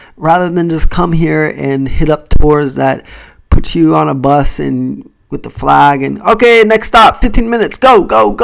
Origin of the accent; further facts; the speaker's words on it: United States; now in Japan; I'm Jamaican Chinese, so you're gonna find some stuff about being black and being mixed and growing up in the US